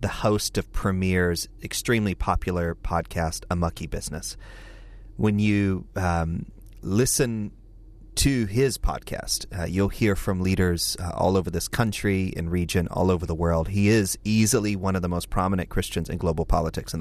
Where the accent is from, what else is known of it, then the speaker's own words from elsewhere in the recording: United States; I'm an American evangelical leader